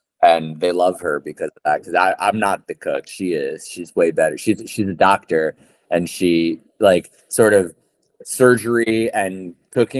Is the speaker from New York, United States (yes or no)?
yes; New York City, New York, United States; I'm a New York City Jew